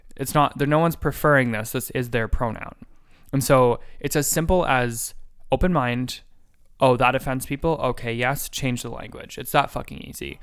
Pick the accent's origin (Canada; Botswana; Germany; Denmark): Canada; as a Canadian